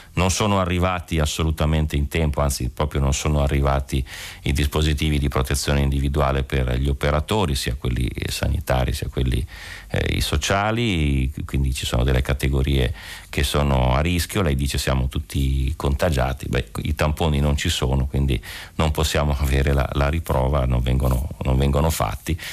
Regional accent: Lombardy, Italy; da Lombardo

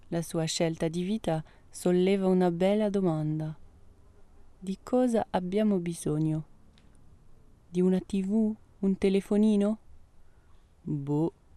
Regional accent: France; moved away; also born or lived in Italy; Io vengo dalla Francia

